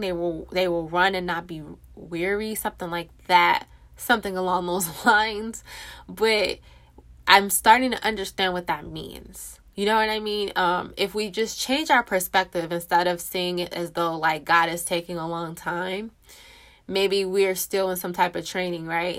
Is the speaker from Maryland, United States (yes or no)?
no; California, United States; moved away as an adult; now in Texas, United States; I, me and my husband, born and raised in California